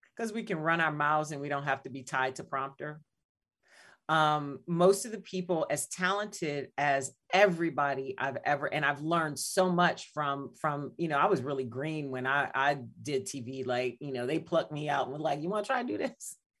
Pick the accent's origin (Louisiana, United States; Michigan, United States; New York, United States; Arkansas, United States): Louisiana, United States; New Iberia; now in Chicago, United States; my hometown of Louisiana, uh, New Iberia